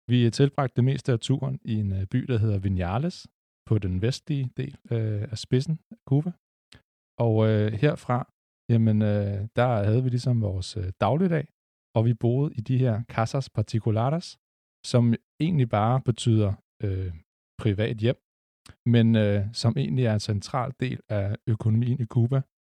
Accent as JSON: {"language": "Danish", "town": "Lyngby", "region": "Capital Region of Denmark", "country": "Denmark", "tie": "born or raised there", "said": "jeg er vokset op i Lyngby, sådan lige på grænsen mellem Storkøbenhavn og Nordsjælland."}